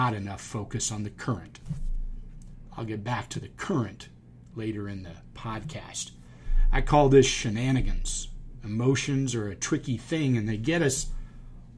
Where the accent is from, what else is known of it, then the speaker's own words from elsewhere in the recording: Charleston, South Carolina, United States; I grew up in Charleston, and we had yacht clubs like Boca has golf clubs